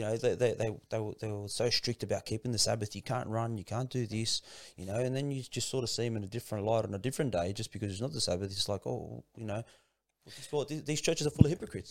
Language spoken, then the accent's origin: English; Sydney, New South Wales, Australia; also born or lived in Kingswood / Lakemba / Revesby / Padstow; most of my childhood was, uh, spent in Punch Bowl, man. I grew up in Punch Bowl